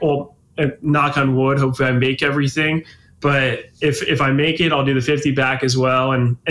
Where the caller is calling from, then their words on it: Oakland, California, United States; Yeah, so I'm in Oakland, California. So I still do my training out of Cal Berkeley.